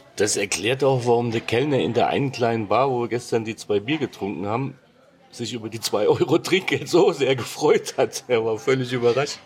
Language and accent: German; Hesse, Germany; ich bin gebürtiger Hesse, es gibt kein R in der Sprache bei uns